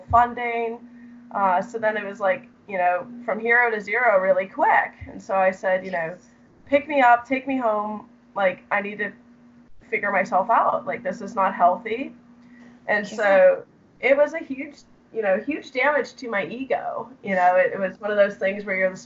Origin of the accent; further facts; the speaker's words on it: Chicago suburbs, Illinois, United States; I grew up in the Chicago suburbs